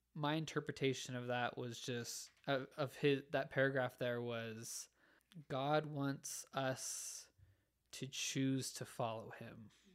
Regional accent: Orem, Utah, United States; I grew up in Orem, Utah.

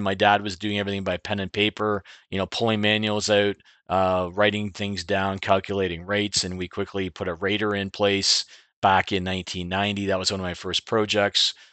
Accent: Clinton, Ontario, Canada; I grew up in Clinton. I was born here.

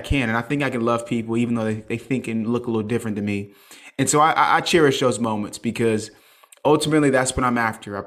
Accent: Charleston, South Carolina, United States; I'm from Charleston, South Carolina. I live there currently.

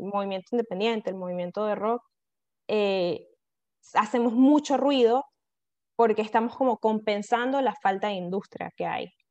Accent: Venezuela

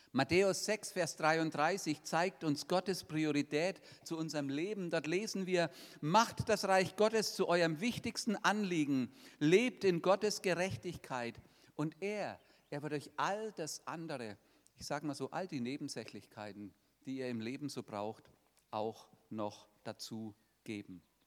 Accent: 50 km from Nuremberg, Bavaria, Germany; das ist von meinem Heimatort nur 50 Kilometer weg

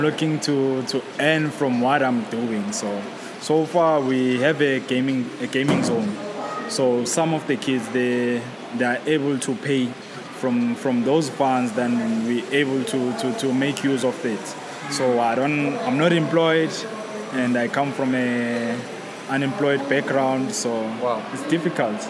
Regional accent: Soweto, Gauteng, South Africa; now we are here in Maverick, it's in Rivonia, we're from Soweto.

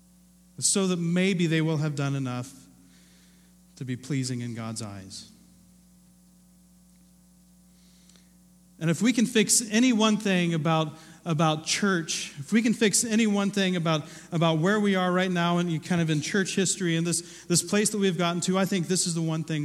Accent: Ohio, United States; moved away; I grew up in Ohio

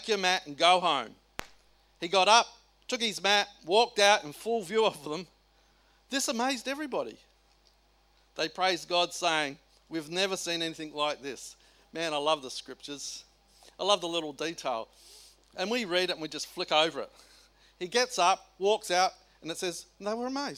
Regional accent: South Australia, Australia; I come from South Australia

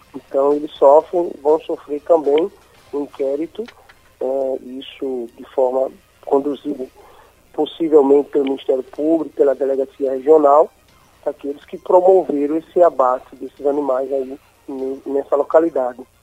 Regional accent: Aracaju, Sergipe, Brazil; Nós que somos aqui de Aracaju, eu moro aqui em Aracaju

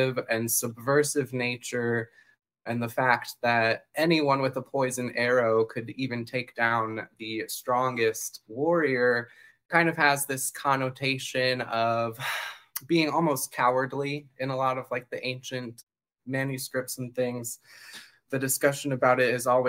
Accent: Fort Wayne, Indiana, United States; now in Florida, United States; It's actually my hometown.

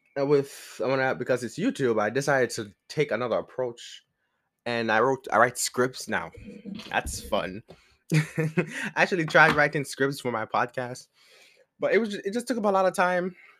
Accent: Jamaica; moved away as an adult; now in United States; I am Jamaican, and I came to, um, I came to America, like, five years ago

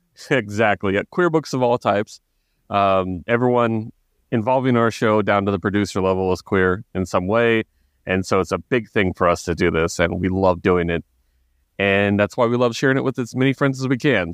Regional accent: Texas, United States; also born or lived in Oklahoma; I was raised very ignorantly in Texas and, and, and Oklahoma

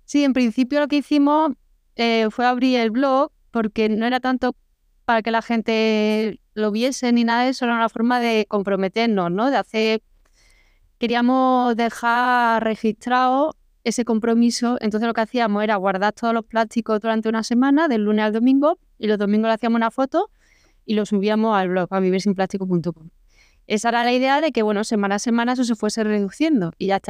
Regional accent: Córdoba, Andalusia, Spain; moved away; also born or lived in Madrid; yo soy de Córdoba

